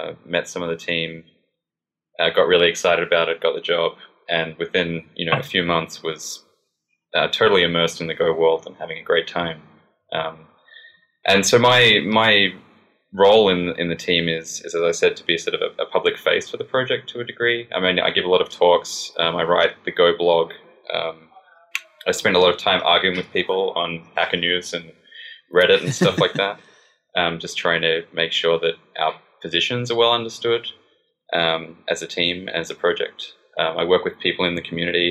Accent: Australia; accent: Australian; moved away; I'm an Australian, as you can probably tell from my bizarre accent

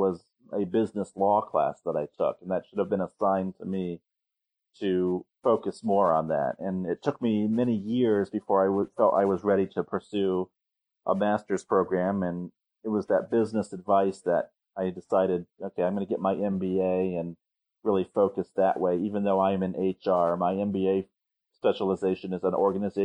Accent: Cincinnati, Ohio, United States; also born or lived in Bloomington, Indiana; now in Portage, United States; when I was growing up in Cincinnati

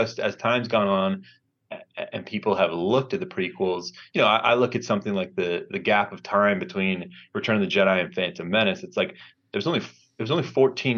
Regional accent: Maryland, United States; moved away as an adult; now in Los Angeles, United States; I grew up in Maryland, went to college in Maryland

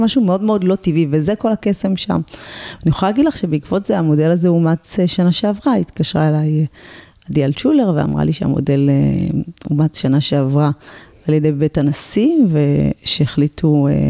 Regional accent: Ramla, Central District, Israel; גדלתי ברמלה, עיר אה, רב-תרבותית

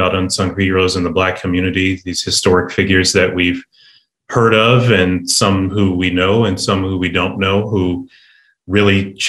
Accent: Ohio, United States; I grew up in Ohio

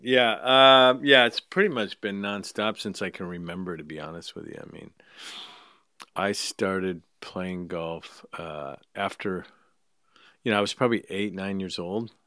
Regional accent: Escondido, California, United States; I grew up in Escondido, so it was North County, North San Diego County.

